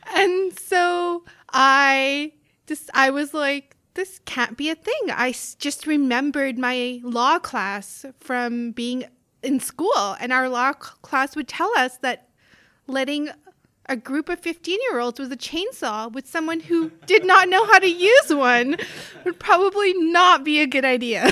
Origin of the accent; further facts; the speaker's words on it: South Africa; moved away as an adult; also born or lived in northern Manitoba, Canada; now in Canada; I grew up in South Africa